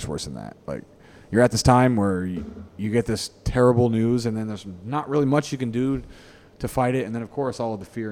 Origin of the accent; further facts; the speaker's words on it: United States; now in Singapore; as an American